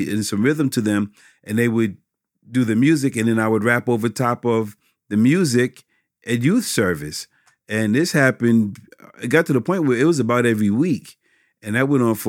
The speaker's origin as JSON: {"language": "English", "town": "Westbury", "region": "New York", "country": "United States", "lives_now": "Westbury, United States", "said": "I'm from Westbury, Long Island. And I told you, y'all would notice the accent."}